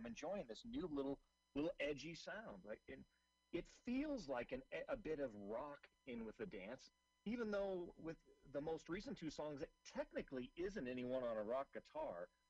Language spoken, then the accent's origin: English; Seattle, Washington, United States; I'm originally from Seattle.